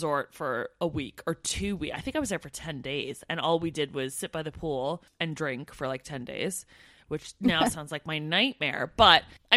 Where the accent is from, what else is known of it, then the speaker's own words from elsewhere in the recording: Canada; now in United Kingdom; as a Canadian Brit